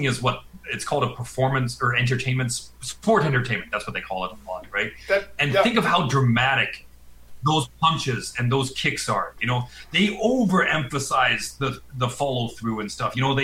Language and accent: English; Calgary, Alberta, Canada; I grew up in Calgary, man. Yeah, I'm from Calgary